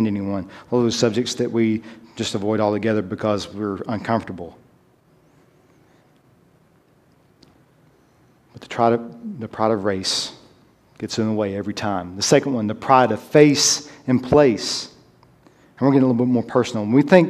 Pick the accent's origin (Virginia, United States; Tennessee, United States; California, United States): Tennessee, United States; My being American or my Southernness, my being from Tennessee